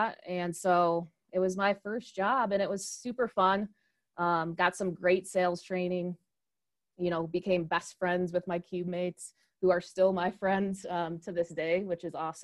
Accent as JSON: {"language": "English", "region": "Michigan", "country": "United States", "tie": "born or raised there", "moved": "yes", "said": "I grew up in Michigan, so a Midwest kid"}